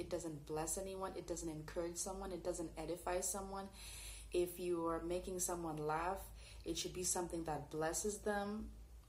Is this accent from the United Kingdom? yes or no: no; Canada; I grew up in Canada